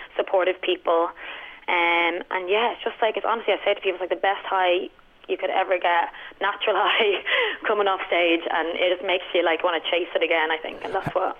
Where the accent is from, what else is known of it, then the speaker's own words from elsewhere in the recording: Dublin, Leinster, Ireland; moved away as an adult; also born or lived in Howth / Vancouver; I'm born and raised in Dublin.